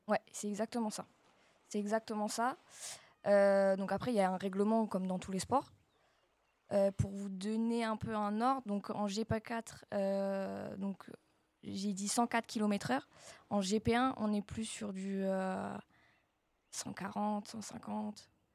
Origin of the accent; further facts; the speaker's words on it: Marcoussis, Île-de-France, France; je viens de Marcoussis